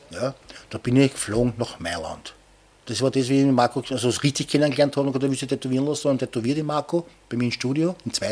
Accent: Aspern, Vienna, Austria; weil ich bin ja auch in Oschborn aufgewachsen und da war ja 1809 bei Napoleon und das habe ich natürlich in der Schule gelernt. Und bei uns in Hirstetten war eine Kanonenkugel in der Mauer drinnen von dieser Zeit.

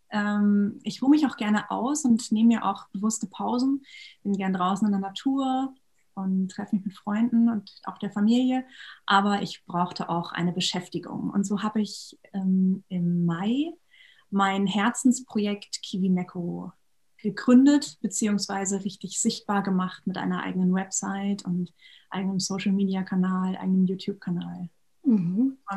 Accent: Schleswig-Holstein, Germany; also born or lived in Bad Bederkesa; ganz tollen Schule in Bad Bederkesa gearbeitet für viele Jahre und bin jetzt aber wieder zurück in meiner Heimat Schleswig-Holstein.

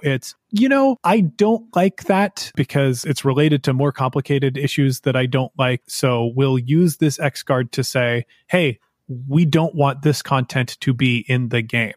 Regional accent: United States; I am also an American who lived through the 2016 elections

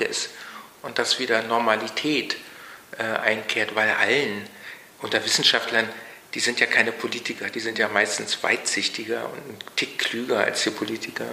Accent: Berlin, Germany; moved away as an adult; also born or lived in United Kingdom; ich bin 1956 geboren ähm, in Ostberlin, groß geworden

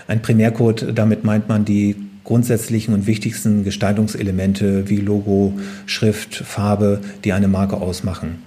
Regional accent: Oldenburger Münsterland, Cloppenburg district, Lower Saxony, Germany; moved away; also born or lived in Braunschweig; Bin nicht in Braunschweig aufgewachsen, sondern im Südolmunger Münsterland, in mhm. einem hm. kleinen Dorf im Kreis Kloppenburg. Und dort bin ich auf einem Bauernhof aufgewachsen. Das ist natürlich auch tiefstes Niedersachsen.

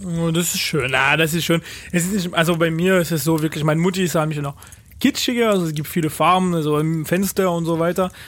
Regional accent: Paris, Île-de-France, France; German is a second language; now in Germany; Und ich komme nicht aus, aus Frankreich, sondern aus Paris

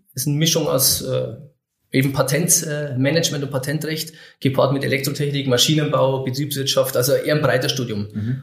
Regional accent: Oberviechtach, Bavaria, Germany; also born or lived in Wilhelmsried; 83 bin ich geboren in Oberwichtach

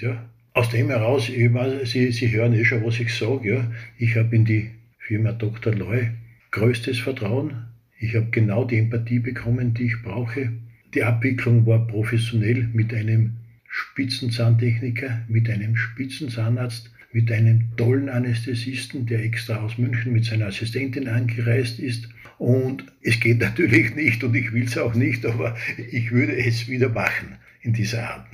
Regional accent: Austria; accent: Austrian dialect; Wie Sie wahrscheinlich von meinem Dialekt her hören, bin ich ein Österreicher, also ein Ösi

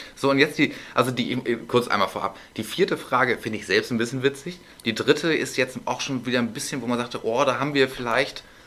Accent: Northern Germany, Germany; als Norddeutscher

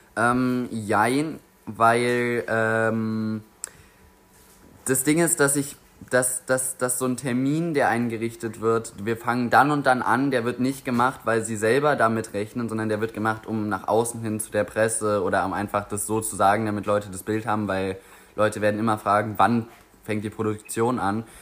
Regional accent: Grünheide, Brandenburg, Germany; ich jetzt auch zum ersten Mal als Jugendlicher so das Gefühl bekomme, oh shit, Grünheide ist eigentlich meine Heimat

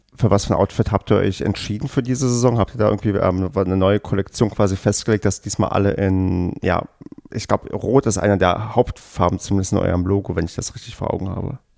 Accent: the East, eastern Germany, Germany; ich bin ja im Osten mit Tennis groß geworden

